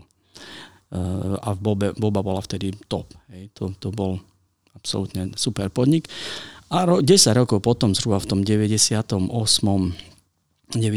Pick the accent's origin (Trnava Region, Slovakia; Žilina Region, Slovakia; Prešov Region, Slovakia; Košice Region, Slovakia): Košice Region, Slovakia; Košice; u nás v Košiciach sme strašne proste funky to bolo